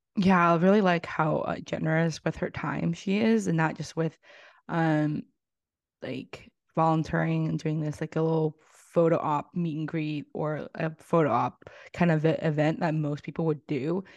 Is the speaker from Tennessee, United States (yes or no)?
yes; Tennessee, United States; coming from living, growing up in Tennessee